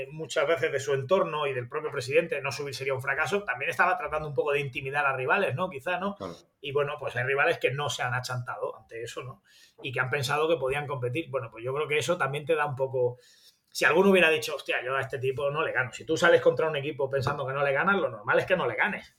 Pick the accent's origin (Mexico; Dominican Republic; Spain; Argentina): Spain; Granada, Andalusia; accent: granadino; soy de Granada